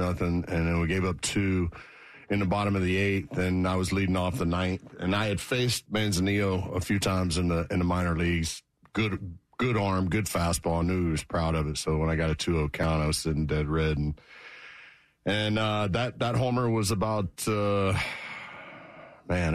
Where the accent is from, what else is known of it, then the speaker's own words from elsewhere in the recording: Central Florida, United States; I grew up in Central Florida, grew up a Gator fan